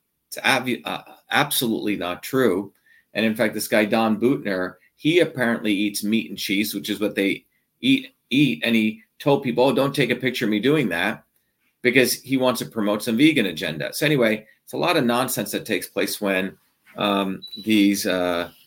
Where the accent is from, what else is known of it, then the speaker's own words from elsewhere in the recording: India; now in United States; I grew up on goat milk when I was born in India